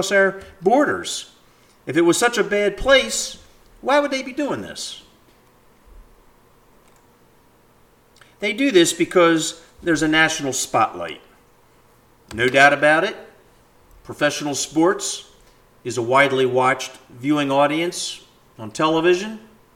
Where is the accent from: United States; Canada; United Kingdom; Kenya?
United States; as an American